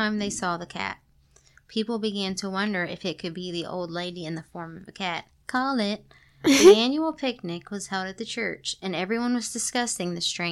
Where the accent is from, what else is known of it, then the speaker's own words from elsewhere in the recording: Kentucky, United States; We're from Kentucky